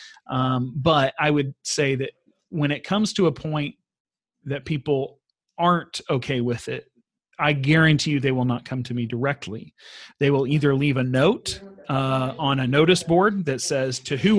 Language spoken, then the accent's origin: English; Texas, United States; moved away as an adult; also born or lived in North Africa / Central Asia; now in Sweden; I am a Texan.